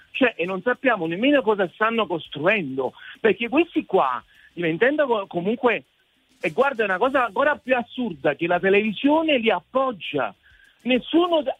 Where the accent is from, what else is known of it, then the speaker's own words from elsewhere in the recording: Naples, Campania, Italy; Guarda che a casa mia, io sono napoletano, napoletano della, della zona alta